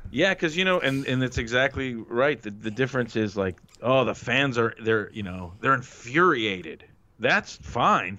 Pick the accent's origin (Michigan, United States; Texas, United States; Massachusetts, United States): Michigan, United States; Detroit; moved away as an adult; now in California, United States; Detroit's my hometown.